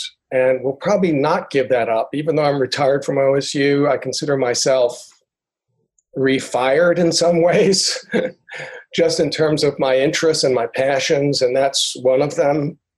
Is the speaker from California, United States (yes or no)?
no; New York City, New York, United States; also born or lived in San Antonio, Texas / Stillwater, Oklahoma; now in Tulsa, United States; I'm originally from New York City